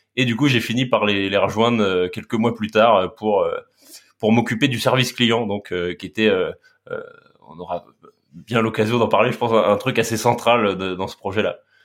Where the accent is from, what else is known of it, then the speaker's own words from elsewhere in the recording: Laval, Pays de la Loire, France; j'ai grandi à Laval en Mayenne